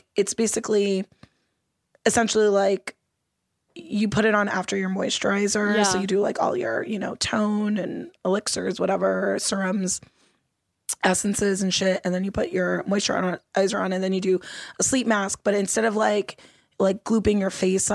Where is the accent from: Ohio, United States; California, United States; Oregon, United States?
California, United States; Los Angeles; I grew up in Los Angeles, California. Okay. So I grew up here in LA, I grew up in Mount Washington and Eagle Rock